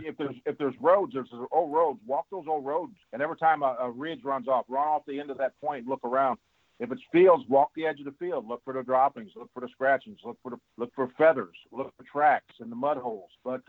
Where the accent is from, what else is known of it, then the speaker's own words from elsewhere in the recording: the Ozarks, United States; me growing up in the Ozarks